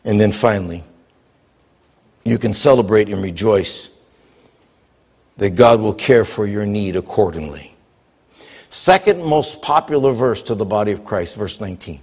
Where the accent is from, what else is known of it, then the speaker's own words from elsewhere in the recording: Bellefontaine, Ohio, United States; I was born in Bellefontaine, Ohio, raised in Bellefontaine, Ohio.